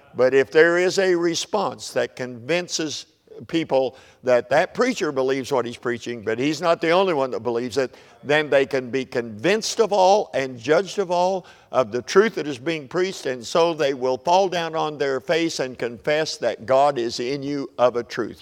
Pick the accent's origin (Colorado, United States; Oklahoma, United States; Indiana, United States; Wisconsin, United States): Oklahoma, United States; I'm from Oklahoma, so we're a little far to the Southwest to be called Southerners